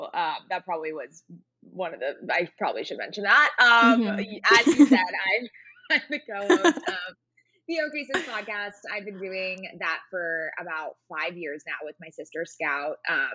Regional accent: San Diego, California, United States; now in Los Angeles, United States; I am from San Diego, but I currently live in Los Angeles, so very much a Southern California girly.

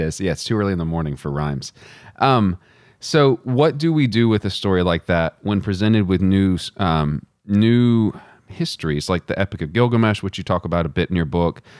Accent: Texas, United States; as a Christian growing up in Texas

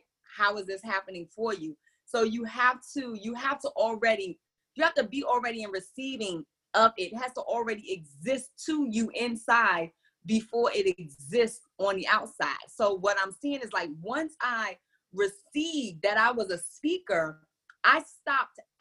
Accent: New York City, New York, United States; growing up in New York City

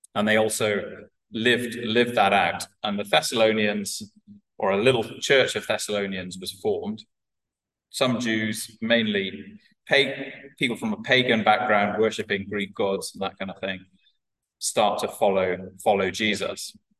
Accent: Wales, United Kingdom; I'm a Welsh Welshman

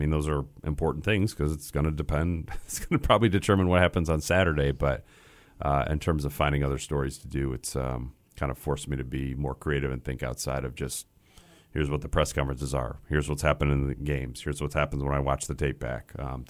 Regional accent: Grand Rapids, Michigan, United States; I grew up in Grand Rapids, Michigan. So Midwest my whole life.

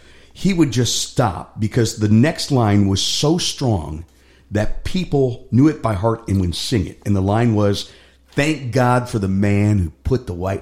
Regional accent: Cleveland, Ohio, United States; I grew up in Cleveland, in the rock and roll capital of the world.

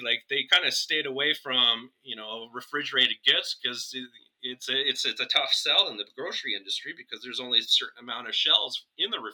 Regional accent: Canada; I'm Canadian.

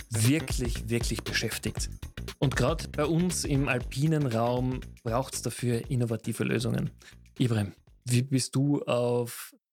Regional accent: Tyrol, Austria; Jetzt bin ich ja selber Tiroler und ich weiß, in Tirol war das Thema Windkraftwerke ja schon viele, viele Jahre ein großes Thema.

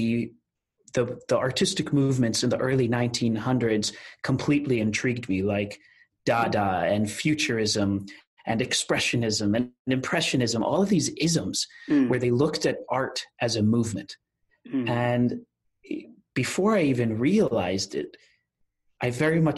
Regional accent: Rockville, Maryland, United States; also born or lived in Washington, D.C.; I was born in our nation's capital in Washington, D.C. As a first generation American

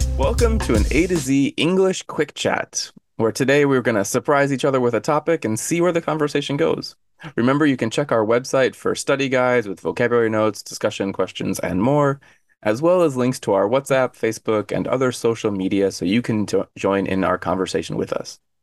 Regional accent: Arizona, United States; now in Korea; I'm from Arizona, and Arizona is dry

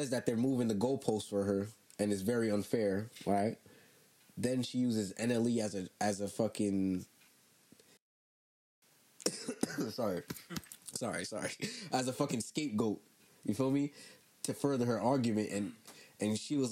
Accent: Jamaica; I'm a Jamaican

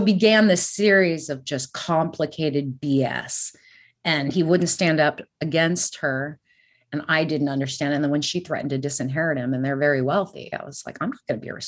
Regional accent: California, United States; growing up in California, it's a melting pot

